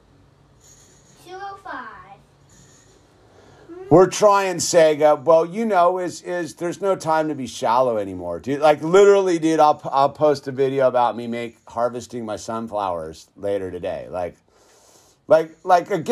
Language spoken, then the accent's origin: English; Santa Cruz Mountains, Salinas and Gilroy, California, United States; I grew up like in the Santa Cruz Mountains and Salinas and Gilroy